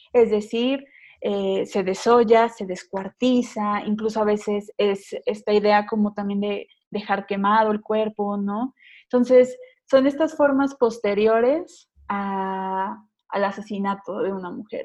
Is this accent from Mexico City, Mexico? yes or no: yes; Mexico City, Mexico; soy de la Ciudad de México